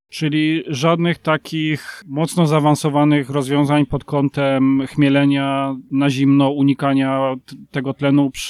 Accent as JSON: {"language": "Polish", "town": "Dębiniec", "country": "Poland"}